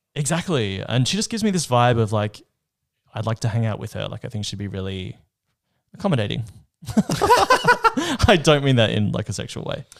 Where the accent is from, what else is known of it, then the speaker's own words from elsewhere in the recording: Perth, Western Australia, Australia; moved away; also born or lived in Melbourne; I am from Perth as well